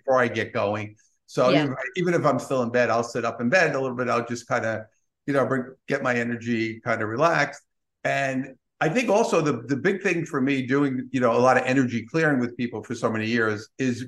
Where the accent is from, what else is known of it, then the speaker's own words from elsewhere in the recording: New York City, New York, United States; being a New Yorker